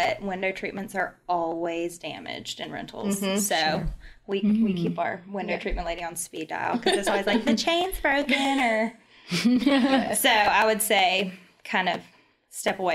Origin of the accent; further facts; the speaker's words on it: Dothan, Alabama, United States; moved away as an adult; now in Destin, United States; I grew up I'm from Dothan, Alabama